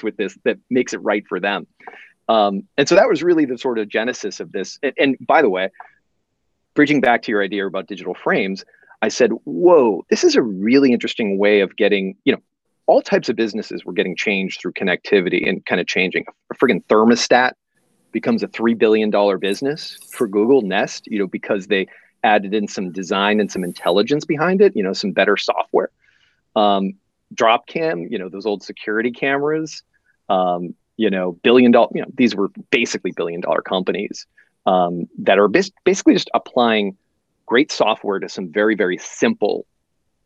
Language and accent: English; Boston, Massachusetts, United States; now in San Francisco, United States; I live in San Francisco, but I'm originally from the East Coast and from Boston.